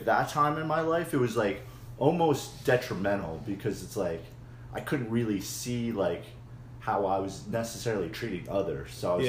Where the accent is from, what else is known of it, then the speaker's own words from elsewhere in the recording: Philadelphia, Pennsylvania, United States; I grew up in Philadelphia.